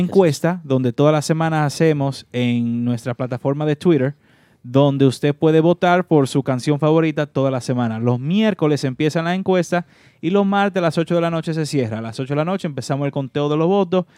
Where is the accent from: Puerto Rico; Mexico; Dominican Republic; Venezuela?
Dominican Republic; also born or lived in Brooklyn, New York; now in New York, United States; nosotros como dominicanos en Estados Unidos